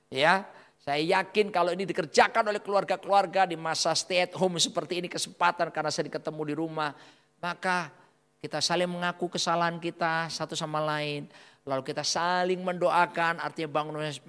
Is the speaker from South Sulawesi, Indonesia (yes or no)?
no; Surabaya, East Java, Indonesia; Ya, doa kita orang Surabaya bilang mandi, sakti.